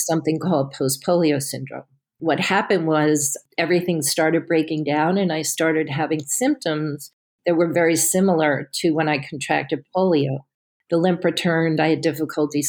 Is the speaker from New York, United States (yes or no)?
yes; Westchester, New York, United States; I grew up in Westchester